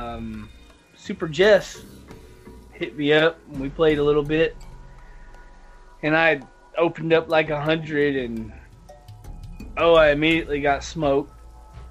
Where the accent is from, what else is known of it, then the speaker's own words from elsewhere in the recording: the South, United States; I'm from the South